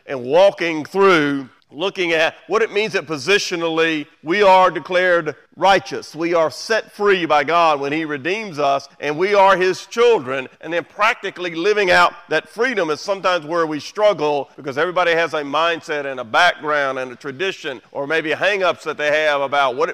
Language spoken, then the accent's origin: English; United States; We do live in the greatest country in the world. We're American